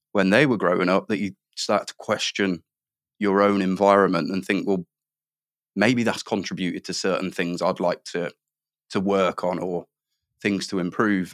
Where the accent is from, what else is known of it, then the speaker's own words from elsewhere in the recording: Midlands, United Kingdom; I grew up in the Midlands